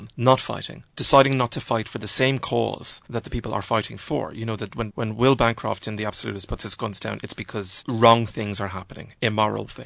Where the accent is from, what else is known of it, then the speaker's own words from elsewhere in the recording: Ireland; being an Irish writer at the moment, I think, is that in my generation of Irish writers